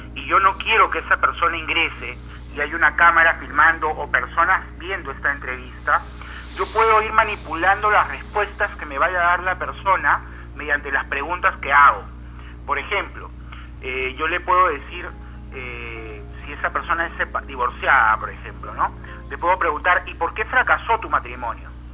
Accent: Peru; como peruanos

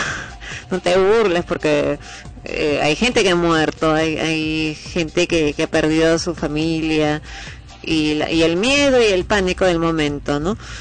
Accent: Peru; como peruano

